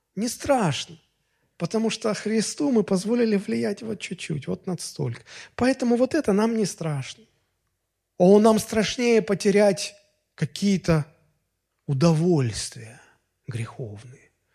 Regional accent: Russia; а мы россияне

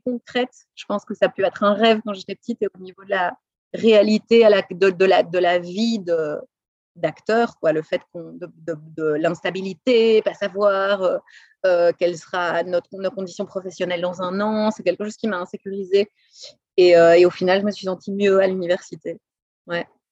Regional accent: Brussels, Brussels-Capital Region, Belgium; moved away as an adult; also born or lived in Boston, United States / Los Angeles, United States / Pasadena, United States; now in United States; Je suis née à Bruxelles, où j'ai passé les 25 premières années de ma vie, où j'ai étudié

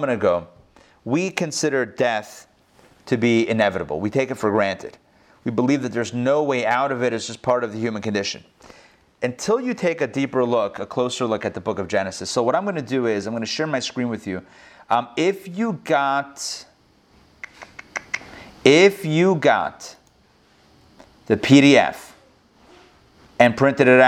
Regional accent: Pittsburgh, Pennsylvania, United States; now in Atlanta, United States; I grew up in Pittsburgh.

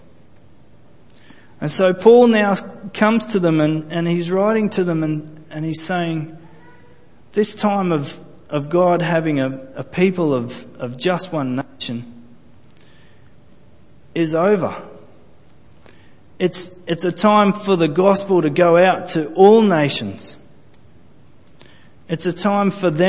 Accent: Australia; I'm not Jewish. I'm Australian, first and foremost. I was descended from Scottish people

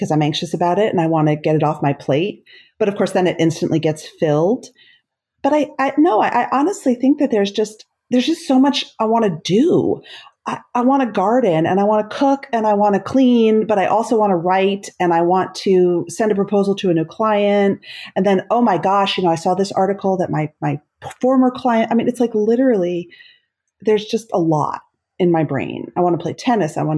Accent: South Orange, New Jersey, United States; I grew up in South Orange, New Jersey

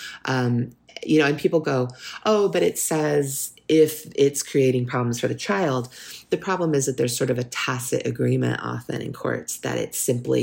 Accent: California, United States; My mother's family, who I was raised with here in California

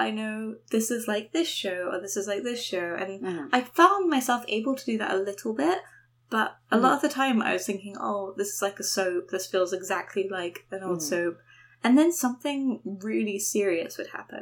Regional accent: London, United Kingdom; moved away; also born or lived in New York; I grew up in London

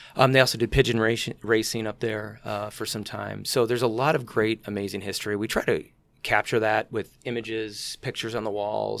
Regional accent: Elgin, Illinois, United States; I grew up in Elgin, and I was always fascinated, uh, with the Elgin Watch Factory

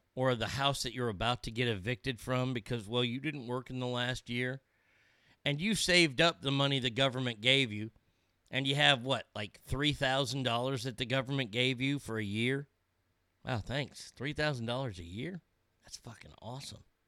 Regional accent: Texas, United States; as a Texan

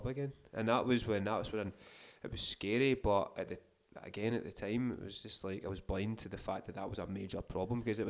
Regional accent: Scotland, United Kingdom; I'm Scottish

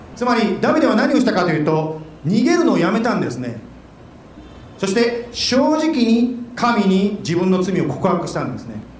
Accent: Japan; now in Arizona, United States; 日本で生まれて日本で育ったものなんですけども

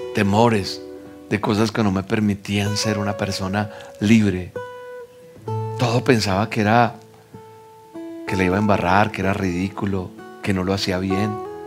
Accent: Colombia; Yo soy colombiano

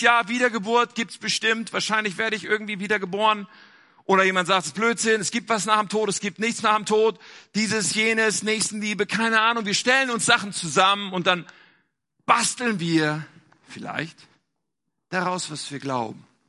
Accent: Germany; also born or lived in North Rhine-Westphalia; wir in Deutschland

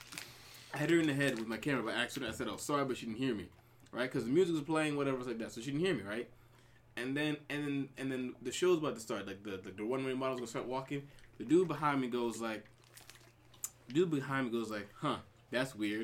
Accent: Long Island, New York, United States; also born or lived in Brooklyn, New York; I'm from New York, born in Brooklyn, raised on Long Island

